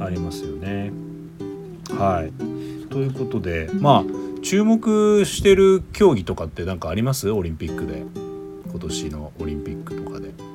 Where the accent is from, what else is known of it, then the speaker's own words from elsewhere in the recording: Shizuoka, Japan; now in Melbourne, Australia; 地元が静岡ってこともあって